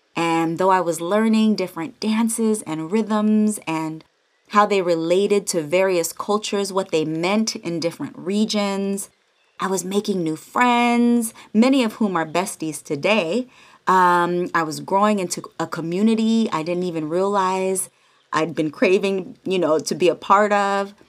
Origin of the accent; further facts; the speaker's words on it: the Bay Area, California, United States; now in Los Angeles, United States; I'm from the Bay all day, San Francisco and Oakland alike. And since I moved